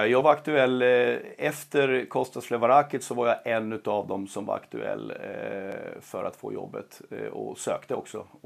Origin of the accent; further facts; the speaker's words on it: Sweden; Som svensk coach så är det absolut mest hedersamma uppdraget och ärofyllda uppdraget du kan få.